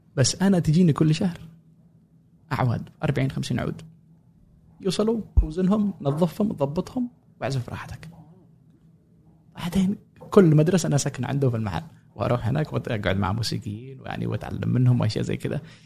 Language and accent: Arabic; Sanaa, Amanat Al Asimah, Yemen; moved away as an adult; also born or lived in Cairo, Egypt; now in United States; مواليد اليمن غادرت اليمن 2011